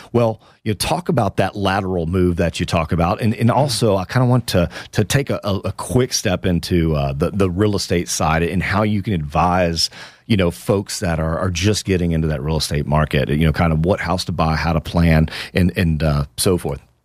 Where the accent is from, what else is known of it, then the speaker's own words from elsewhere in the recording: Houston, Texas, United States; now in Austin, United States; That's my hometown, my beloved Houston, Texas